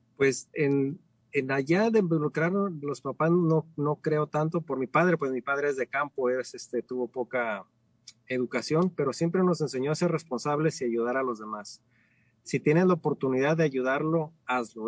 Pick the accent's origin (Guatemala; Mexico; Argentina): Mexico; Ciudad Guzmán, Jalisco; moved away as an adult; now in United States; soy de México, nací en la Ciudad Guzmán, cerca de, hacia el sur del estado, cerca de la costa